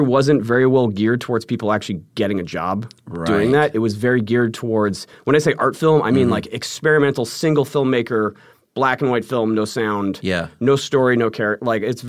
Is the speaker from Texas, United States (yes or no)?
no; California, United States; also born or lived in Arizona; So I grew up in Southern California, went to university in Arizona for 2 years.